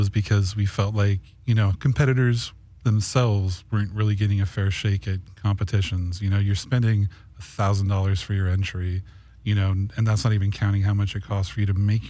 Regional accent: Los Angeles, California, United States; also born or lived in Arizona; I was born in Arizona, but I grew up here in the San Fernando Valley.

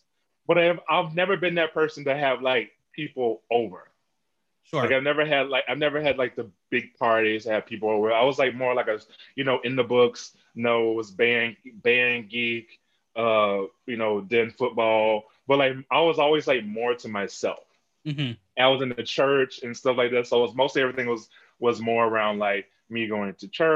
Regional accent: Jacksonville, Florida, United States; also born or lived in Chicago, Illinois; now in New York City, United States; I am originally from Chicago, but I grew up in Jacksonville, Florida.

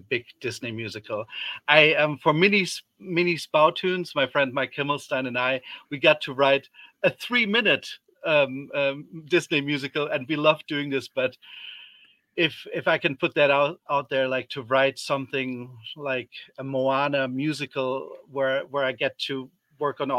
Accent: Germany; moved away; I grew up in Germany

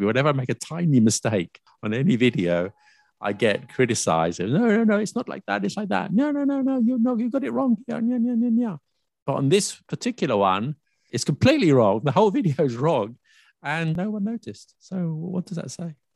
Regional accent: United Kingdom; I'm British

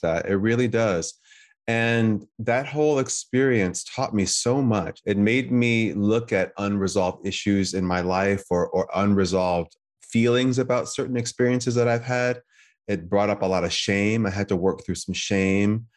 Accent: United States; being an American, not of Chinese descent

